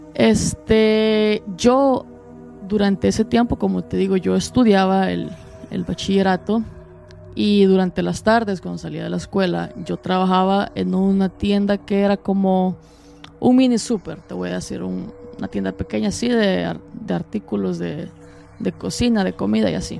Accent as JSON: {"language": "Spanish", "country": "El Salvador", "moved": "yes", "lives_now": "United States", "said": "soy salvadoreño"}